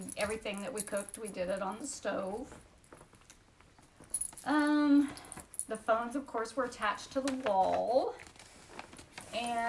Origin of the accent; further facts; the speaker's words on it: Union City, United States; I grew up in Union City on High Street